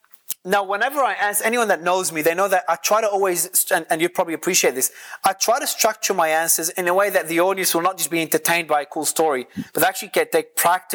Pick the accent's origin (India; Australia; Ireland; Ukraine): Australia; moved away; So it depends on where I am in the world, it changes. I'm originally from Australia though.